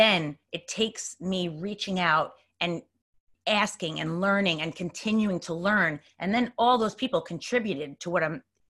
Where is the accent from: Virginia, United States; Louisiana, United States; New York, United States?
New York, United States; Bellmore; now in Queens, New York, United States; I grew up in Long Island. Okay. Yeah, in Belmore. So now I'm in Queens, actually.